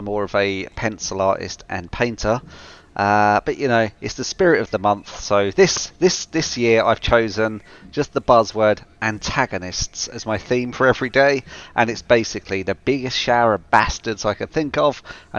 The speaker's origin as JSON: {"language": "English", "country": "United Kingdom", "said": "And I am the British one"}